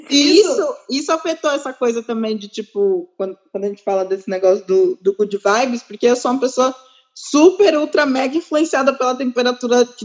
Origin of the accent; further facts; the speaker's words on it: Ukraine; eu não vai acontecer nada comigo porque eu sou ucraniana, eu sobrevivi não sei quantas guerras